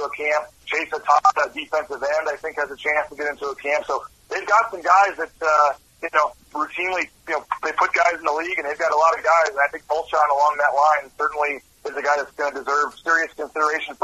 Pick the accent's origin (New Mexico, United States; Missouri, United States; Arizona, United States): Missouri, United States; St. Louis; moved away as an adult; now in Boise, United States; I'm not from Boise. I'm from St. Louis, actually, and I just moved out here randomly for the job.